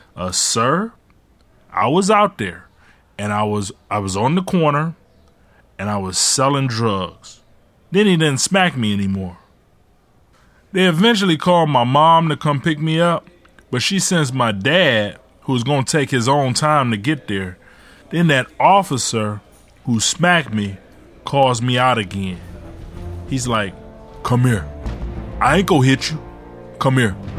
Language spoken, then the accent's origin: English; Ecorse, Michigan, United States; also born or lived in Detroit; When my mom left my dad, we moved from Detroit to Ecorse